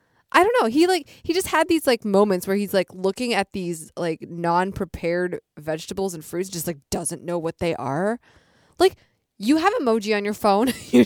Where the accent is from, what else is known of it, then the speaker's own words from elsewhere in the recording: Michigan, United States; Born in Michigan. {S1} Right. {S0} I'm from Michigan.